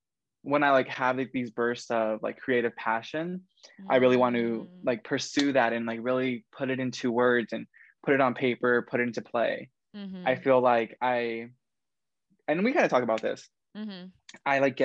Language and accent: English; Southern California, United States; moved away as an adult; now in Denver, United States; I'm from California.